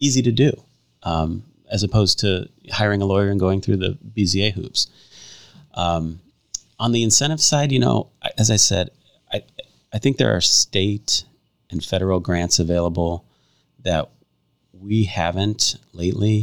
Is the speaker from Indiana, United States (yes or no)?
yes; Hammond, Indiana, United States; moved away as an adult; also born or lived in Chicago, Illinois / DeMotte, Indiana; now in Valparaiso, United States; I was born in Hammond, raised in Hammond